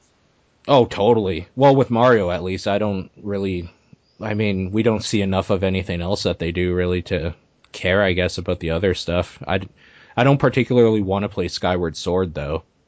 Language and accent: English; Canada; I am Canadian